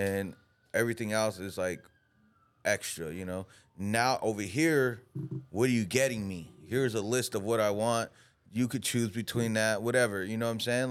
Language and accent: English; United States; we're American